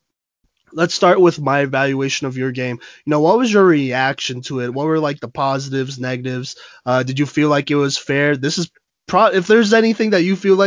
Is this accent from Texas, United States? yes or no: yes; Plano, Texas, United States; also born or lived in Dallas; I grew up over in Plano for a really long time, actually, for about 15, 16 years of my life